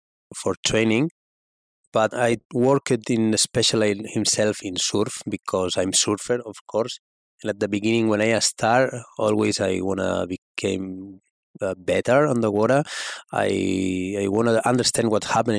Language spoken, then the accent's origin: English; Spain; from Spain